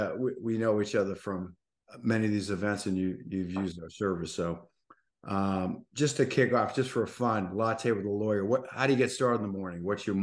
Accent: Boston, Massachusetts, United States; I'm a New Englander. I'm from Boston

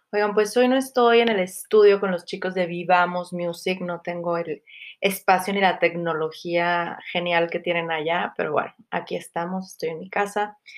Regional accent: Mexico; soy mexicana, eh, tengo tal color de piel

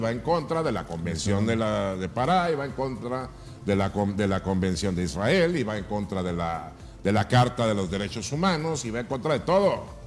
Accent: Mazatlán, Sinaloa, Mexico; now in Ensenada, Mexico; mi pueblo, que es Mazatlán

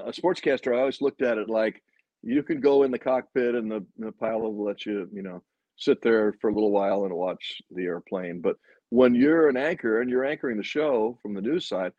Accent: outside Chicago, Illinois, United States; moved away; also born or lived in Philadelphia; I grew up outside Chicago

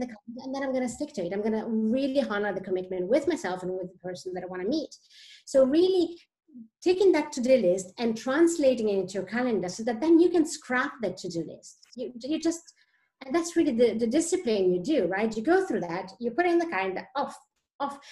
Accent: Italy; moved away as an adult; also born or lived in Switzerland; now in Sweden; I am originally from Italy, actually, and left Italy um, 16 years ago lived many years in Switzerland

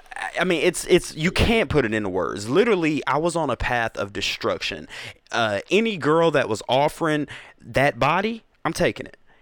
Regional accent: Atlanta, Georgia, United States; also born or lived in South Carolina / Covington, Georgia; born in South Carolina. Okay. Raised all over Atlanta, but for the majority of my teenage to my adult years, Covington has been my stomping ground

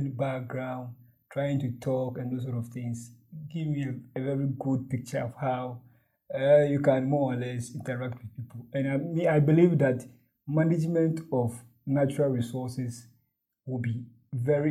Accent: Ghana; I'm from Ghana. I studied in the middle part of the country

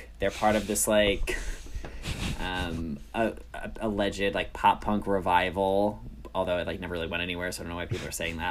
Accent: New York, United States; Oh, I'm from New York.

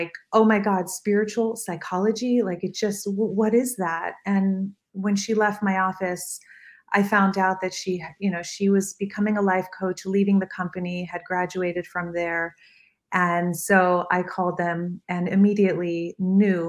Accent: Miami Beach, Florida, United States; I was raised in Miami Beach

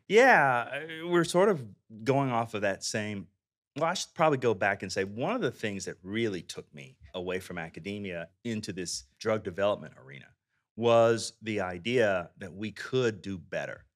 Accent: Texas, United States; I'm from Texas.

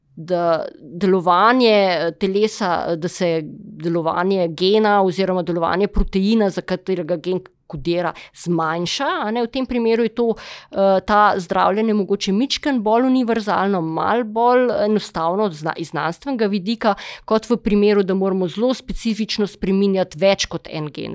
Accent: Slovenia; smo Slovenci e, zelo iznajdljivi pri postavljanju uver

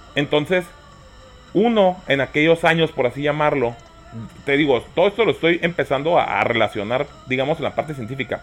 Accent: Mexico; aquí en México vivimos en ese sistema

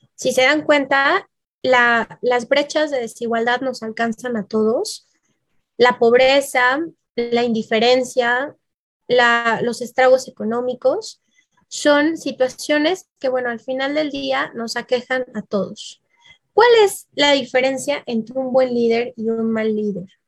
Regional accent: Mexico; mi bellísimo país, que está marcado en verde, México

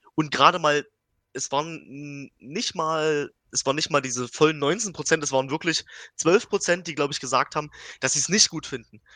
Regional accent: Dresden, Saxony, Germany; ich als Dresdner wohne ja schon äh, anderthalb Stunden weit weg.

